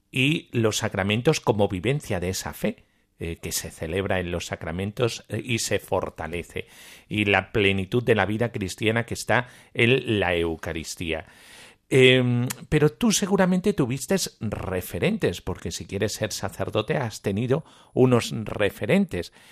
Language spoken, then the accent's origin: Spanish; Guatemala; yo soy de Guatemala.